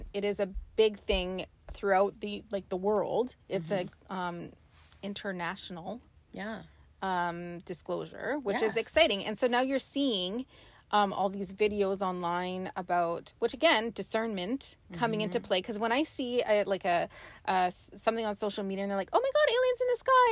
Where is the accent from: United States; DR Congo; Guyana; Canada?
Canada; we're Canadian